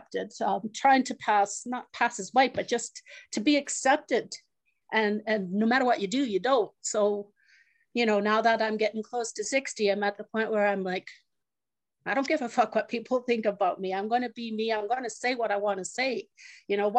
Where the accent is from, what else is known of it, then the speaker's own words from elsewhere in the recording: Muskeg Lake Cree Nation, Saskatchewan, Canada; I'm from Musqueday Cree First Nation